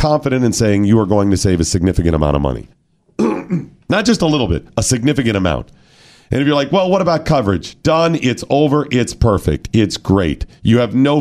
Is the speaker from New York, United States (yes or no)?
no; Northeast Ohio, United States; growing up in Northeast Ohio